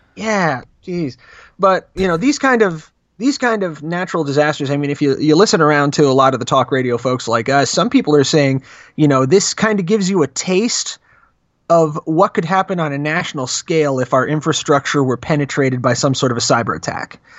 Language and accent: English; New Jersey, United States; now in Arizona, United States; Was actually born and raised in Jersey